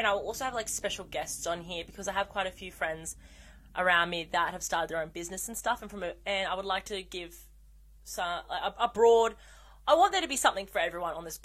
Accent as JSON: {"language": "English", "country": "Australia", "said": "I'm Australian"}